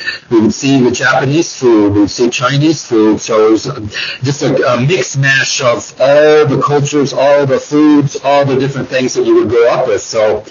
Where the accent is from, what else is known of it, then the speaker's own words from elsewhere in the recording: Bolivia; also born or lived in New York City, United States; now in United States; growing up in Bolivia in the 1960s, 70s, that kind of stuff, 80s, being in here in the United States and living in New York City for 7 years, the whole thing.